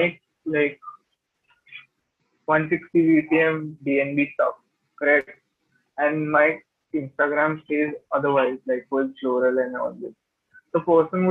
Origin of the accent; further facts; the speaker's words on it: Gurgaon, Haryana, India; I'm from Gurgaon